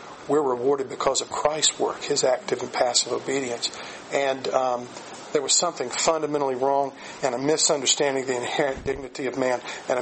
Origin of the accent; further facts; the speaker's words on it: Aiken, South Carolina, United States; my hometown, Aiken, South Carolina